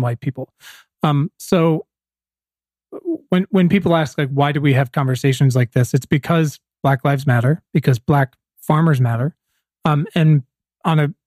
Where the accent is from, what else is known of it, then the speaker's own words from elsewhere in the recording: Williamsburg, Virginia, United States; now in Los Angeles, United States; I'm from Virginia, Williamsburg, just down the street from Jamestown